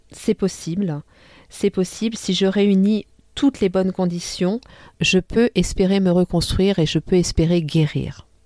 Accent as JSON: {"language": "French", "country": "France", "lives_now": "Tunisia", "said": "mes deux pays que j'aime tant, mon pays d'origine qui est la France et, et mon pays d'adoption qui est la Tunisie."}